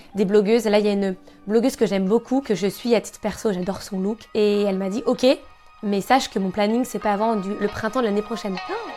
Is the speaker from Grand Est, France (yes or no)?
no; Caen, Normandy, France; je suis née à Caen, originaire de Normandie.